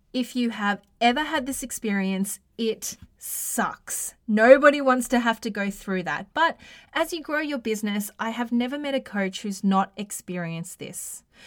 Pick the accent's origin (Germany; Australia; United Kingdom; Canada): Australia; accent: Australian; my Australian accent